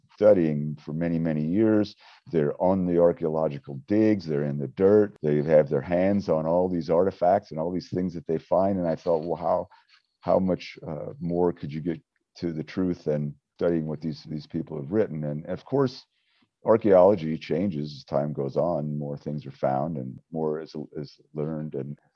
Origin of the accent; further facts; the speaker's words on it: Wyoming, United States; growing up in Wyoming, of course, the Western history was very instrumental in my life growing up